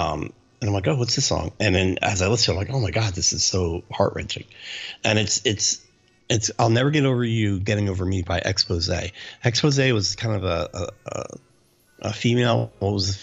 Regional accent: New Jersey, United States; I grew up in New Jersey and my family's in New Jersey.

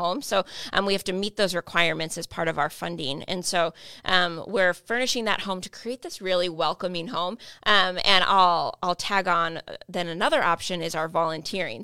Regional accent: United States; I am fully English speaking. I've lived here my, all my life

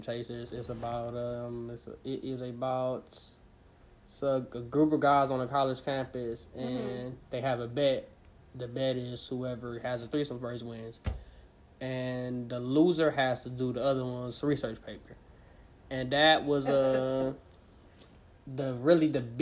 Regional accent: River Rouge, Michigan, United States; I'm from River Rouge, the southwest Detroit Ecorse area.

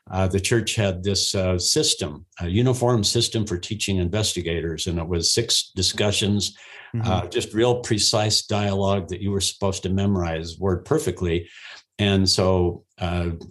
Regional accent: Ogden, Utah, United States; I was raised in Ogden, Utah

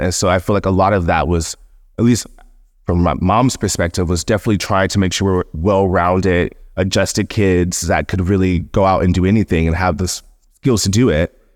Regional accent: Seale, Alabama, United States; moved away; also born or lived in Brooklyn / Margate; I'm from Seal, Alabama

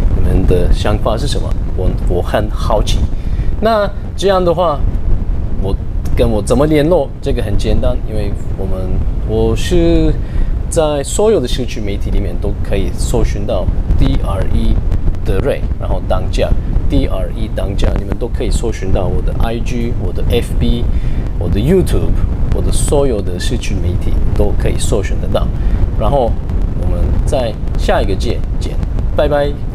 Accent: Turkey; Chinese is a second language; moved away as an adult; now in Taiwan; 我是来自土耳其，我住在台湾十年、十一年

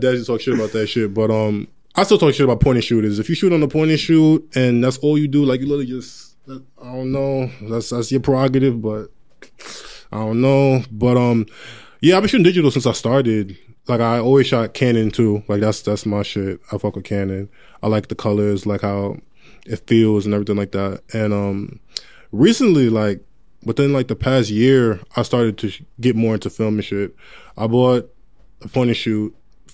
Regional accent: Long Island, New York, United States; I'm from Long Island, New York, 516

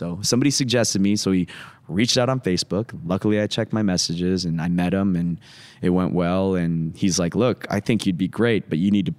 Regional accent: Midwest, United States; the type of house that we had growing up in the Midwest.

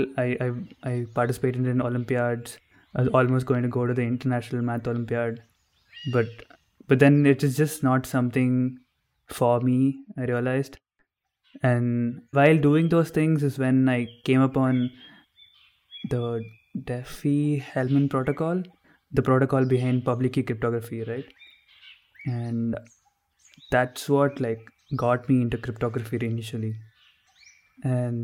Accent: Bangalore, Karnataka, India; also born or lived in north India; I'm from India, born and brought up in Bangalore.

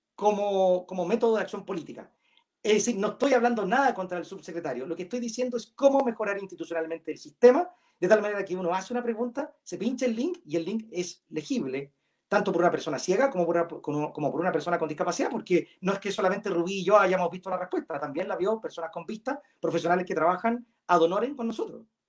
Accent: Chile; somos todos chilenos

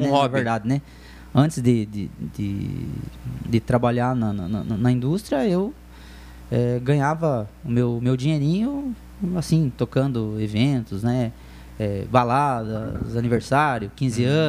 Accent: Telêmaco Borba, Paraná, Brazil; Cara, sou de Telêmaco, nasci aqui, me criei aqui.

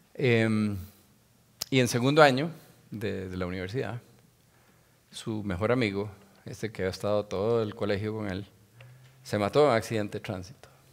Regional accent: Costa Rica; soy tico tico, pero mi papá era judío y mi mamá católica

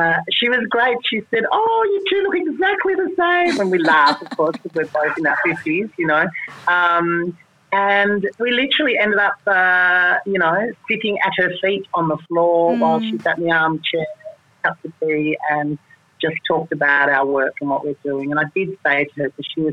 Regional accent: Melbourne, Victoria, Australia; moved away; my hometown in Melbourne

